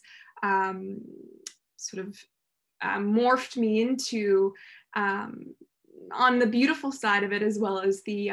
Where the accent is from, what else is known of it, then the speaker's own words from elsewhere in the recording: Los Angeles, California, United States; also born or lived in Santa Barbara, California; I'm from California originally. I grew up in Los Angeles, and then when I was about 10, moved to Santa Barbara